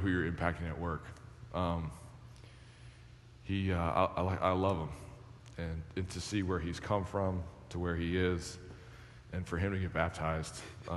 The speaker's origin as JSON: {"language": "English", "region": "Western New York", "country": "United States", "tie": "born or raised there", "said": "growing up in Western New York"}